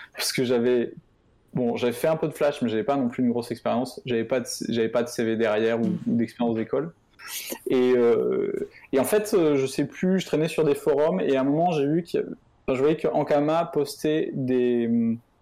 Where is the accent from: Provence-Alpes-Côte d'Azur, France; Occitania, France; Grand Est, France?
Occitania, France; Montpellier; moved away as an adult; also born or lived in Lille; je suis de Montpellier, je suis parti vivre à, à Lille